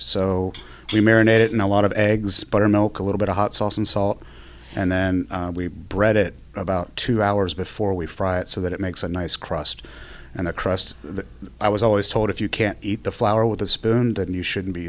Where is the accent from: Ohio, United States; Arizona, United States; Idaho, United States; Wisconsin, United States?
Ohio, United States; moved away as an adult; also born or lived in Alabama; now in Rhode Island, United States; From Ohio originally, but I spent most of my adult life in Alabama.